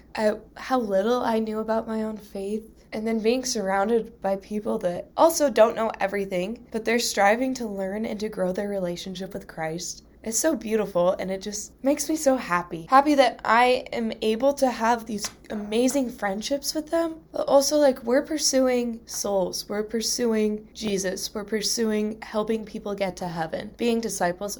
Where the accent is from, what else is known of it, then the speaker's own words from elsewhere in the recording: Missoula, Montana, United States; I'm from Missoula, Montana.